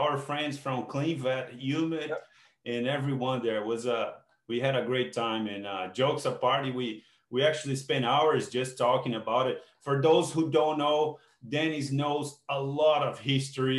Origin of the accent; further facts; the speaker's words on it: Brazil; moved away as an adult; now in Canada; I feel that I'm Brazilian. I'm also Canadian now, but I'm truly a Brazilian man, I guess. You know, I like to keep my roots. You know, that's where I come from. You know, I spent 30 years of my life there.